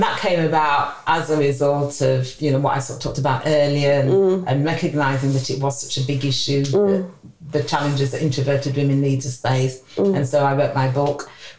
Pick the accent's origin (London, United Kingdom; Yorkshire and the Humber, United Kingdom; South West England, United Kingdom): Yorkshire and the Humber, United Kingdom; Sheffield; I'm originally from Sheffield